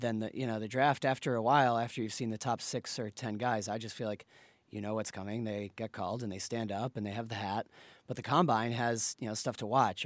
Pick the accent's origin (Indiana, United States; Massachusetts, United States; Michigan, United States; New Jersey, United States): Massachusetts, United States; Boston; I'm from Boston. I'm a, I'm a Pats fan